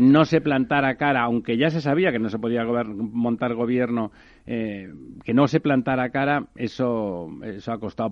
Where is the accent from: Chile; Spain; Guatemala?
Spain; Catalonia; Cataluña, la verdad es que se entiende poco. Le llamaba a Ramón de España el manicomio catalán y la verdad es que mi tierra está complicada últimamente